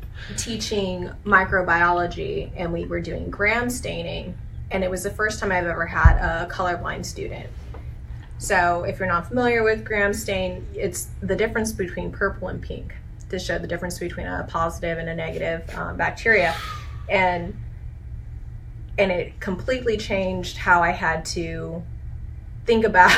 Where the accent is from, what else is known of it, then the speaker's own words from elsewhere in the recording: California, United States; moved away; I'm originally from California